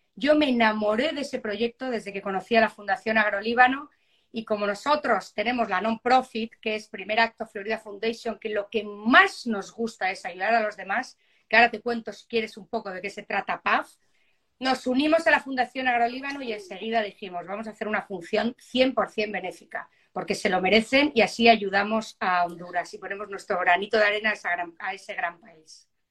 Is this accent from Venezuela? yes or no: no; Spain; now in Miami, United States; Muchos somos españoles